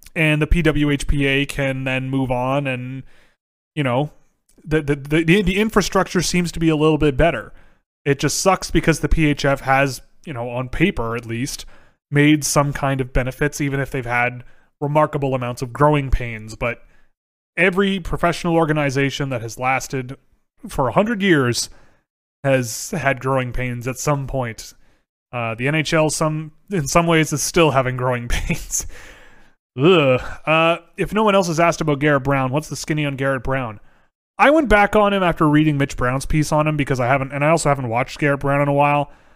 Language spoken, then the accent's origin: English; Canada; I'm Canadian